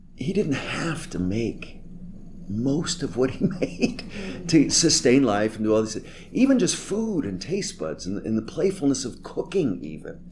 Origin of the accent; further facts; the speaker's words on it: Northeast, United States; I'm from the Northeast where we say quick and often cutting things to people we love